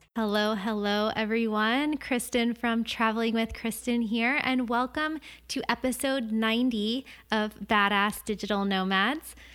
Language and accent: English; Florida, United States; growing up in Florida and surfing my whole life